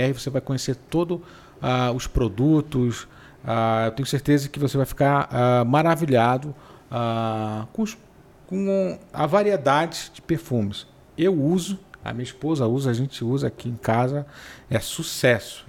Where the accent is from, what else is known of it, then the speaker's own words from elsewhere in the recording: Pará, Brazil; Mas eu sou paraense. Sim, eu sou paraense. Talvez pela maneira de falar um pouco diferente.